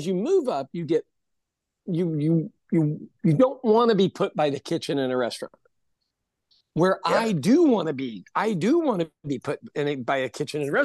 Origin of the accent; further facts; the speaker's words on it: Kansas City, Missouri, United States; my hometown of Kansas City